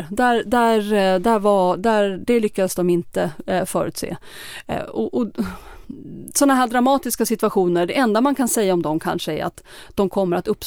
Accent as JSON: {"language": "Swedish", "country": "Sweden", "said": "Men svårt för en svensk journalist kanske värdera, säger de det för att jag är svensk?"}